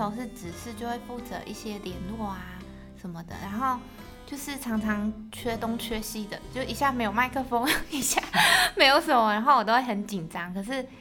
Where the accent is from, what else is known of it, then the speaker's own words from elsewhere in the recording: Taichung, Taiwan; moved away; 我是台中人，然后我妈妈住台中